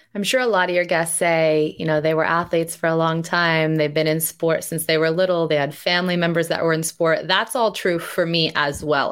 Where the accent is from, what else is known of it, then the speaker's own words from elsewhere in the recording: United States; growing up in the United States